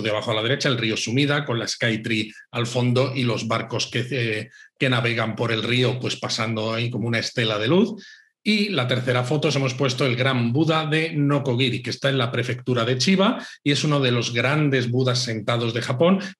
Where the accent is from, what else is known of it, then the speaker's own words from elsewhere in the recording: Spain; españoles que, que visitábamos